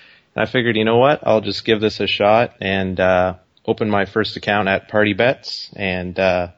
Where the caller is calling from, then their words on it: Kitchener-Waterloo area, Ontario, Canada; I'm just calling from outside of Toronto in Ontario, Canada. So okay. Big city, but just on the outskirts, kind of Kitchener-Waterloo area.